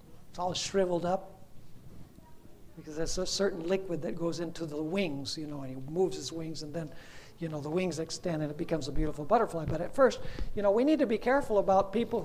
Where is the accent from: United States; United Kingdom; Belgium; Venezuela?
Venezuela; When I was a child growing up in Venezuela